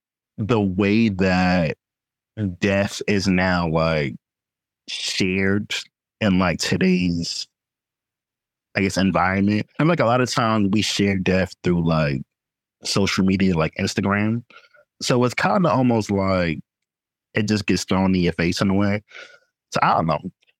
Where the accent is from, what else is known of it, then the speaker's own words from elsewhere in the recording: Washington, District of Columbia, United States; from Washington, D.C.